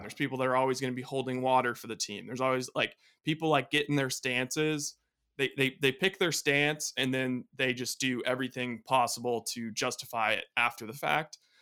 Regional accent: Bay Area, California, United States; growing up in the Bay Area

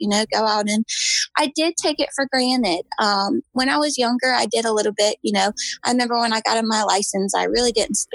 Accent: Manns Harbor, North Carolina, United States; I am from the Outer Banks of North Carolina. I'm from Mans Harbor or Michoos. It's a little town. I've grown up here and lived here all

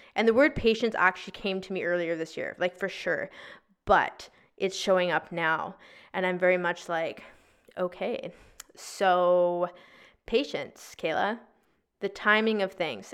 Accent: Victoria, British Columbia, Canada; also born or lived in North Vancouver; we moved from North Vancouver to Victoria back to my hometown

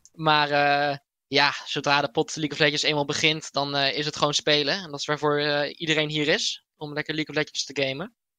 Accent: IJsselstein, Utrecht, Netherlands; hier in eh, IJsselstein, waar ik vandaan kom

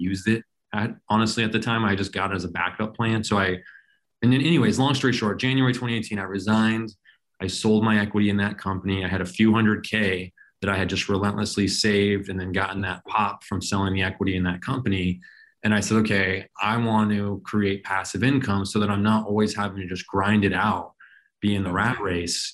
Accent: Phoenix, Arizona, United States; also born or lived in Colorado; I was born and raised in Phoenix

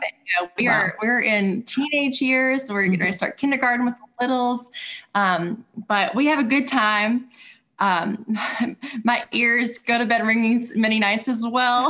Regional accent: Louisville, Kentucky, United States; I was born and raised in Louisville

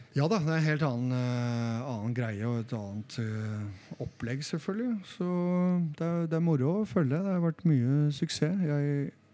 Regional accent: Solbergelva, Buskerud, Norway; jeg er fra Solbergelva

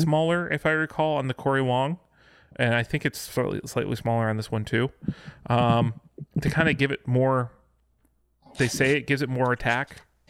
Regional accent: west of Chicago, Illinois, United States; there's a Dutch community west of Chicago

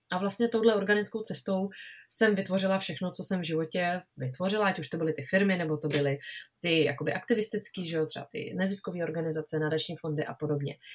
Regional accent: Czechia; u nás v Čechách

